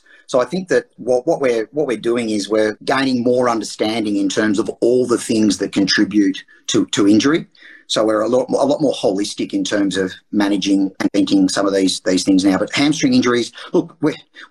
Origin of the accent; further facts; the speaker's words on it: Geelong, Victoria, Australia; I actually moved back to Geelong, which was my hometown